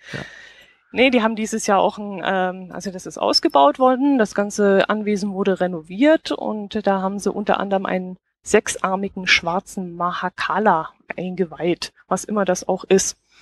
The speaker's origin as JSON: {"language": "German", "town": "Kempten", "region": "Bavaria", "country": "Germany", "said": "da steht eine alte Burganlage bei uns in Kempten"}